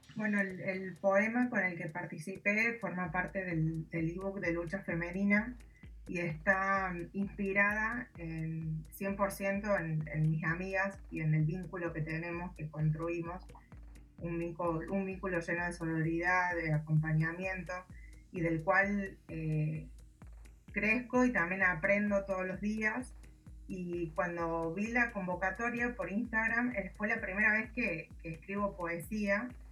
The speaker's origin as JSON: {"language": "Spanish", "region": "Córdoba", "country": "Argentina", "said": "soy de Córdoba, Argentina"}